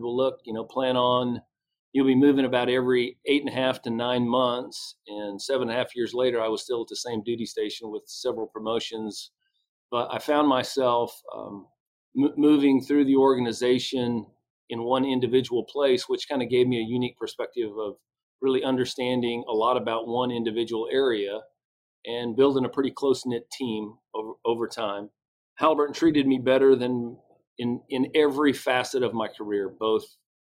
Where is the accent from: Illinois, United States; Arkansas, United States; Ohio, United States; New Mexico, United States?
New Mexico, United States; Farmington; I grew up in the West, a small oil and gas town, Farmington, New Mexico